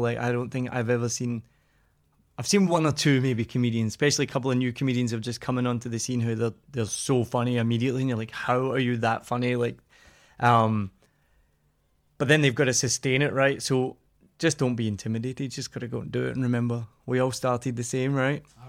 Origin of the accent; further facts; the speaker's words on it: Scotland, United Kingdom; I'm Scottish